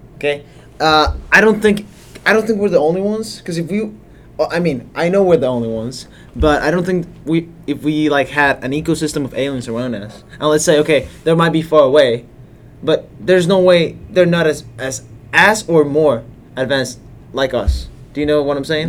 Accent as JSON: {"language": "English", "country": "Colombia", "moved": "yes", "said": "I'm from Colombia."}